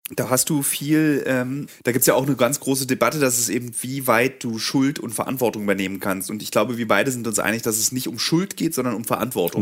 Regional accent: Germany; als Deutsche

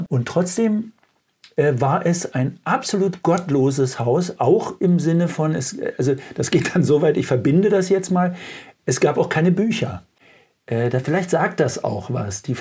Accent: East Germany, Germany; mit der wir ja groß geworden sind im Osten, im Imperium war ja Freiheit ist Einsicht in die Notwendigkeit.

